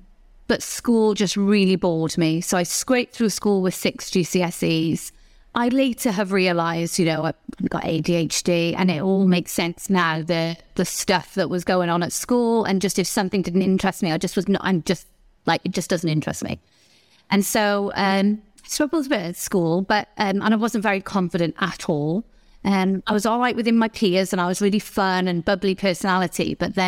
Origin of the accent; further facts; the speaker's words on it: Newport, Wales, United Kingdom; born there; Well, I was born in Wales, in South Wales, in a little place called Newport.